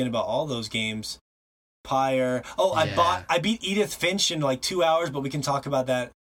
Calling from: Montana, United States; And, of course, I'm broadcasting from Montana.

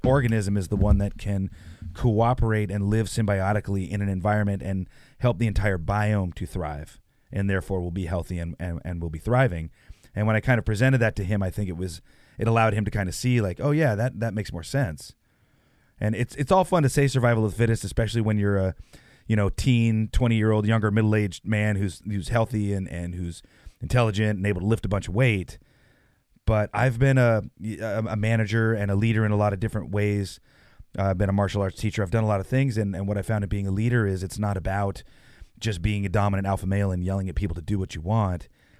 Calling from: Santa Rosa, California, United States; I am in Santa Rosa, California.

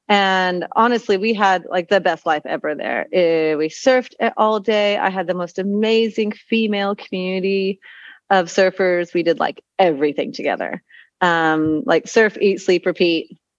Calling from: Azuero Peninsula, Panama; No, I'm joining you from Panama.

